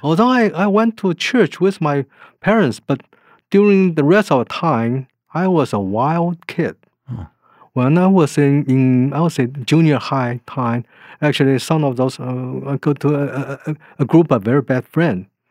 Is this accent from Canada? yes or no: no; Taiwan; moved away; I was born in Taiwan